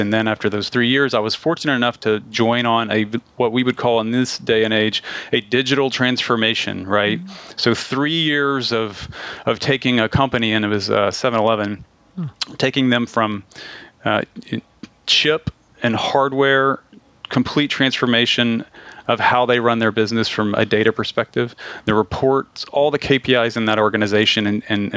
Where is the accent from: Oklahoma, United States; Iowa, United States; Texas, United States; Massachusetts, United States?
Texas, United States; Liberty; I grew up in Liberty, very much an oil and gas town.